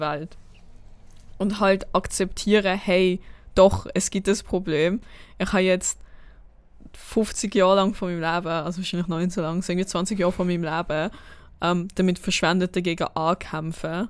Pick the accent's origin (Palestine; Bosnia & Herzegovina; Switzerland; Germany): Switzerland; Basel, Basel-Stadt; ich komme aus Basel